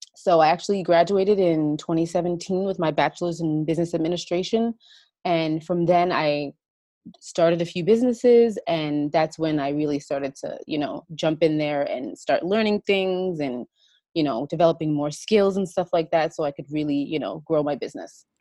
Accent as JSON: {"language": "English", "region": "New York", "country": "United States", "said": "I'm from the United States, uh, in New York, and I live here with my two kids and my husband."}